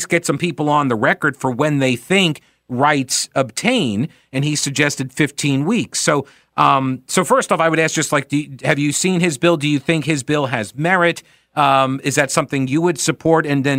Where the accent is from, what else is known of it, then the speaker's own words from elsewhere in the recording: New York City, New York, United States; moved away; I'm originally from New York